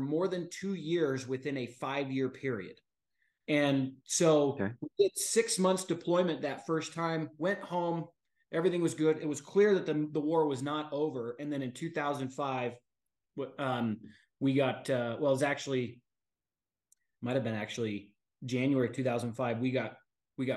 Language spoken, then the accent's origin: English; St. George, Utah, United States; Growing up in St. George, Utah